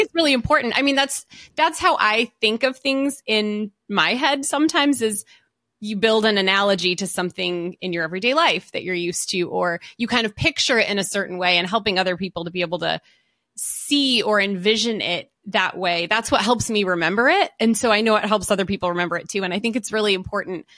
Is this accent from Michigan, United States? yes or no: yes; a suburb of Detroit, Michigan, United States; also born or lived in Southern California; when I was in elementary school, my dad got a new job and he got transferred and we moved to, uh, a suburb of Detroit. So we moved to Michigan.